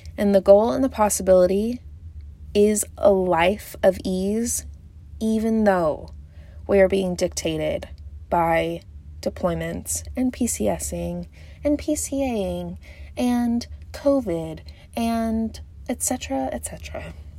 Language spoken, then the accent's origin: English; Texas, United States; I'm from Texas